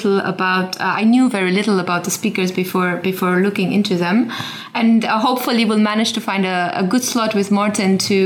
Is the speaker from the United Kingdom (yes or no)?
no; Romania; I'm originally from Romania, and I'm the first generation that was grew up after the fall of communism